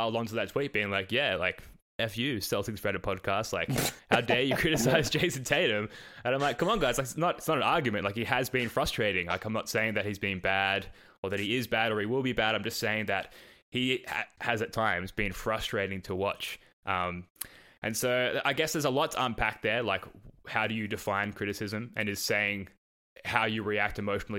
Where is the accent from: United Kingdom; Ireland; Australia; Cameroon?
Australia; accent: Australian; my Australian accent